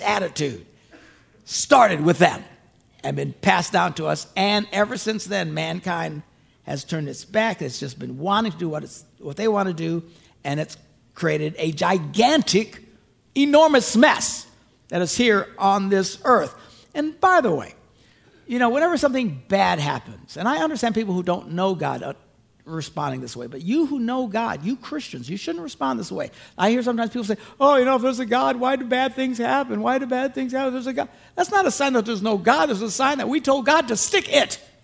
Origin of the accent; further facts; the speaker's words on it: Green Bay, Wisconsin, United States; where I'm from Green Bay